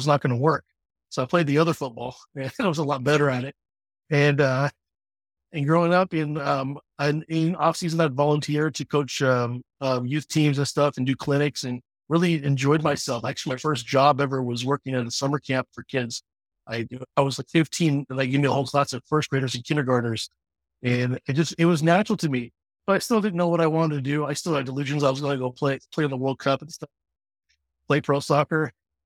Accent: Orange County, California, United States; also born or lived in Fresno, California; I was born in Orange County, California

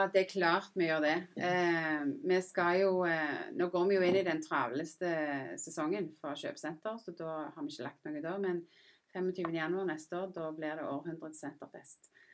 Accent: Randaberg, Rogaland, Norway; moved away as an adult; also born or lived in England / United States / London; jeg er jo født og oppvokst på Randaberg

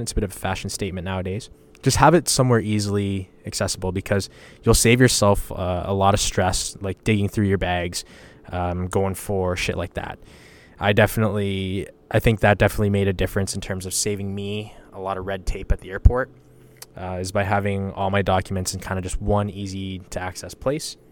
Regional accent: Western Canada, Canada; I told people I was from Canada.

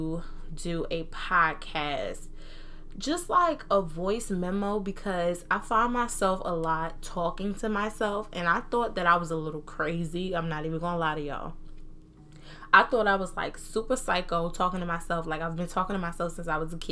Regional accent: New Jersey, United States; accent: Southern accent, Jersey accent; I was born and raised in New Jersey, but I was raised by Southern people

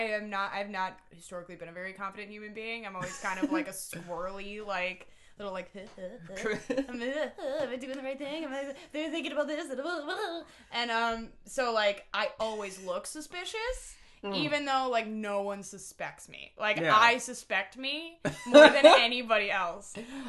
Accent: Scranton, Pennsylvania, United States; moved away; Scranton. I'm from Scranton.

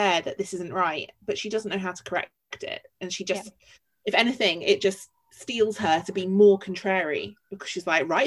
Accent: London, United Kingdom; I'm a Londoner through and through

